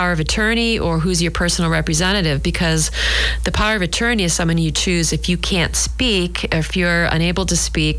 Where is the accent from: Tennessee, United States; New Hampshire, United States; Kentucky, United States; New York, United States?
New Hampshire, United States; now in Scituate, United States; I grew up in New Hampshire